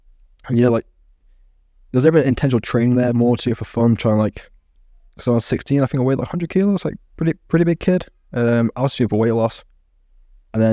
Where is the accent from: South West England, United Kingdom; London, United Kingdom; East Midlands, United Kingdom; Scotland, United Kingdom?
East Midlands, United Kingdom; so I grew up near the Peak District, a lot of mates in that kind of area